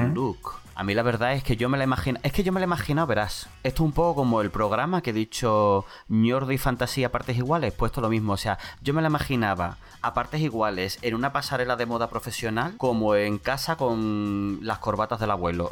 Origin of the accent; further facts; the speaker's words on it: San Fernando, Andalusia, Spain; also born or lived in Bolivia; es de mi pueblo, de San Fernando